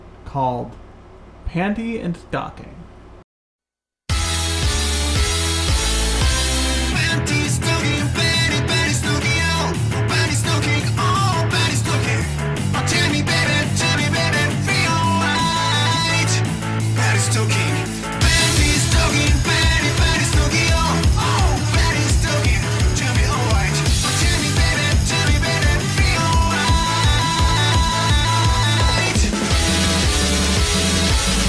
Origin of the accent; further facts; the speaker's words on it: United States; as American otaku